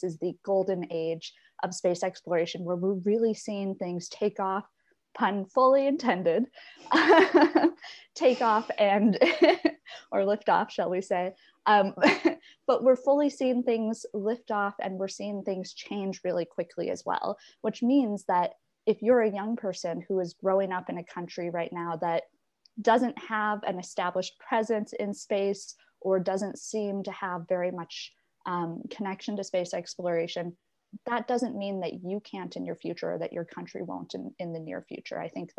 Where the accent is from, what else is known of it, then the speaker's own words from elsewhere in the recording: Ireland; people like me and those growing up in Ireland right now